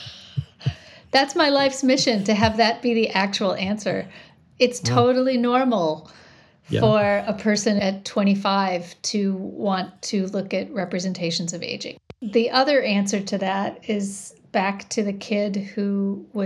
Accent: Janesville, Wisconsin, United States; now in Shorewood, United States; I grew up in a town called Janesville, Wisconsin, which is about 90 minutes from here.

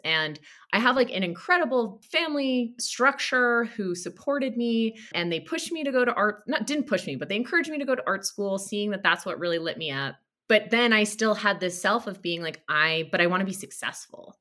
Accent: Connecticut, United States; I grew up in Connecticut, an hour outside of Manhattan

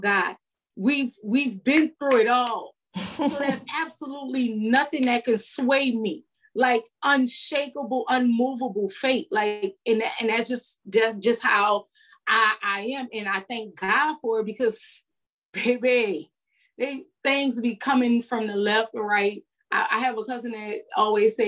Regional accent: New Orleans, Louisiana, United States; moved away as an adult; now in Houston, United States; I'm from New Orleans, so we out in the street till 6 o'clock in the morning.

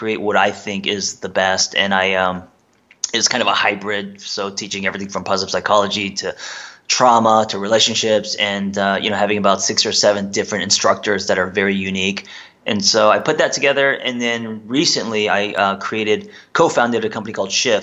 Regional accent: United States; also born or lived in South Korea; I was raised, I'm Korean American. Parents came here, you know, when I was 3

